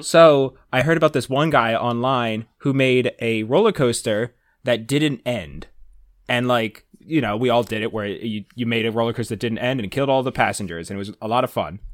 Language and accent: English; New Jersey, United States; I'm also outside the city. I was in New Jersey